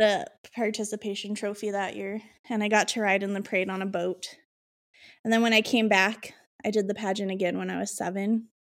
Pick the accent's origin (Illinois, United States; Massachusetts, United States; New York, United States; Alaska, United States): Illinois, United States; I'm from Illinois